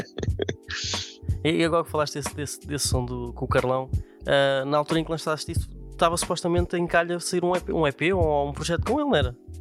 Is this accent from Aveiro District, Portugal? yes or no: no; Vila Franca de Xira, Lisbon, Portugal; eu sou aqui da zona do Raptor